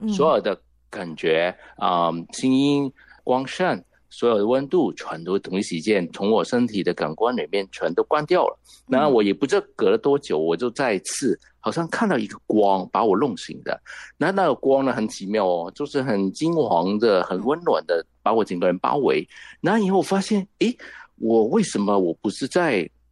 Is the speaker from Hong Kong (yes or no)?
yes; Hong Kong; Chinese is a second language; 你听到我的国语没有很标准，只知道我肯定是来自香港的啦